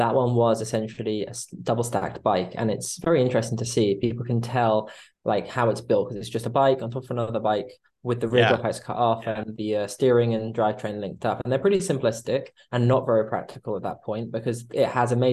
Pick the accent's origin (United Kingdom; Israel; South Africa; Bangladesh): United Kingdom; I'm half British, half Italian, and I've grown up mostly in the UK